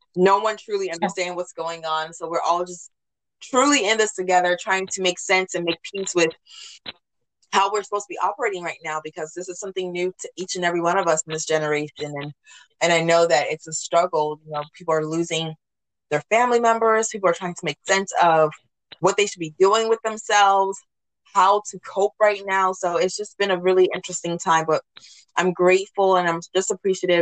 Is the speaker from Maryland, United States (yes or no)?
yes; Washington, D.C. area, Maryland, United States; I was born in Washington, D.C., raised in this area. So this is truly home for me.